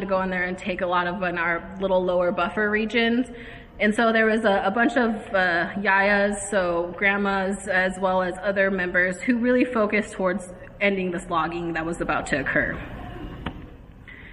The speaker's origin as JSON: {"language": "English", "area": "Flathead Reservation", "region": "Northwest Montana", "country": "United States", "said": "I'm from the Flathead Reservation in Northwest Montana."}